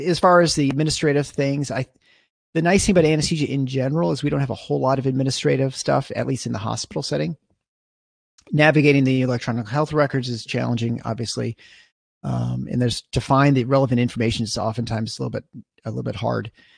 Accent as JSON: {"language": "English", "town": "East Lansing", "region": "Michigan", "country": "United States", "tie": "born or raised there", "said": "I grew up in East Lansing, basically. I mean, just outside of East Lansing, uh, in Meridian Township"}